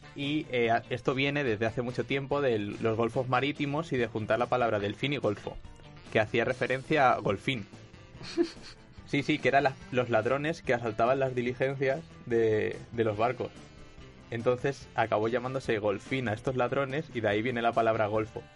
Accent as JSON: {"language": "Spanish", "region": "Valencian Community", "country": "Spain", "said": "yo siendo valenciano"}